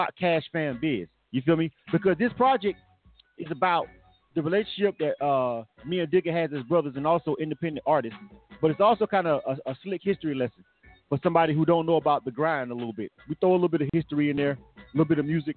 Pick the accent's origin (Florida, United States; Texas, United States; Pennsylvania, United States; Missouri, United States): Florida, United States; Panama City; moved away; I came down to Panama City, back to my hometown to work with the project